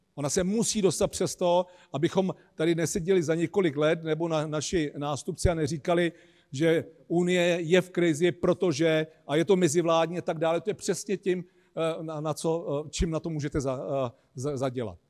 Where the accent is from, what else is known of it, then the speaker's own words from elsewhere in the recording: Czechia; my Češi